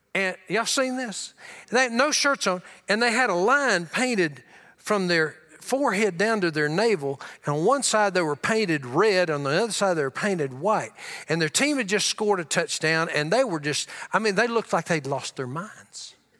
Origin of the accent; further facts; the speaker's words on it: Louisiana, United States; also born or lived in Tulia, Texas; I grew up in Louisiana. I was born in Tullia, Texas.